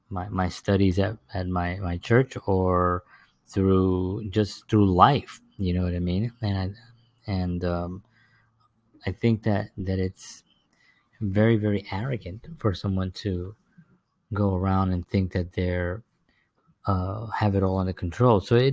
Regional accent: New York City, New York, United States; back in when I was growing up in the South Bronx, there was really very little, it just seemed like survival just seemed to be the only order

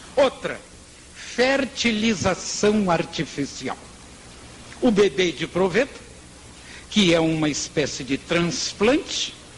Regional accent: Bahia, Brazil; eu sou baiano

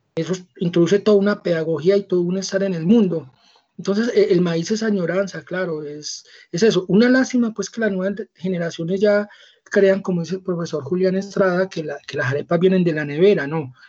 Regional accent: Antioquia, Colombia; los antioqueños somos africanos

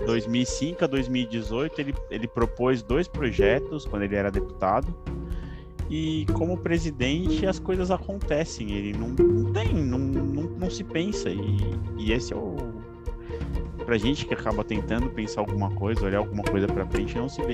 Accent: São Paulo, Brazil; paulista, atualmente morando no interior de São Paulo, mas prestes a voltar para capital

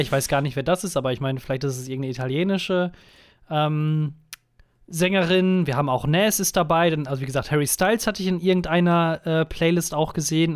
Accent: Germany; also born or lived in United States; meinen deutschen Pass

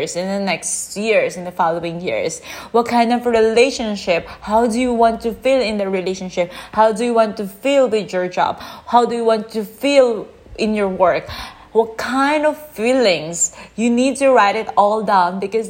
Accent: Philippines; now in Chiang Mai, Thailand; I'm from the Philippines and I'm currently living in Chiang Mai.

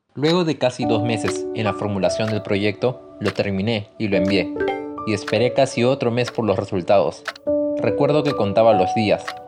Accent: Chosica, Lima, Peru; Los veranos de mi niñez en Chosica podían ser muy duros

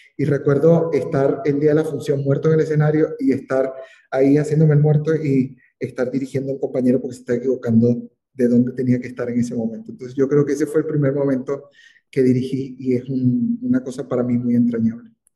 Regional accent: Venezuela; moved away; en mi país

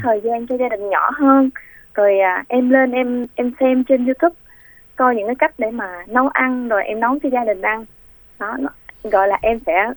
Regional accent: Vinh Long, Vietnam; moved away; quê em ở vĩnh long

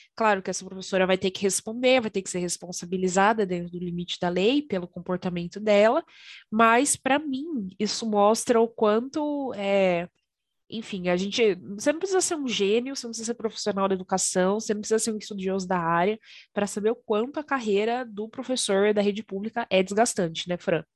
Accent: Garça, São Paulo, Brazil; pertinho de Garça, minha cidade natal

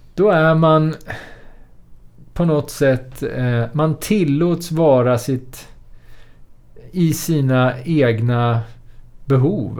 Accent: Sweden; vara född och uppvuxen i Sverige

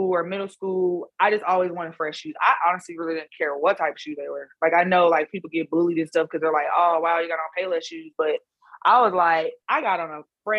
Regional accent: Leavenworth, Kansas, United States; being born and raised in Leavenworth, Kansas

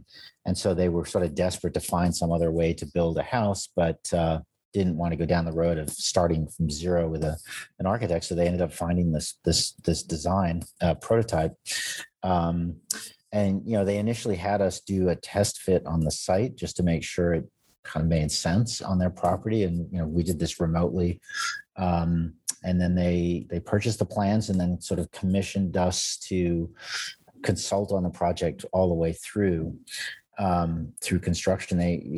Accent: United States; And, you know, I'm an American architect.

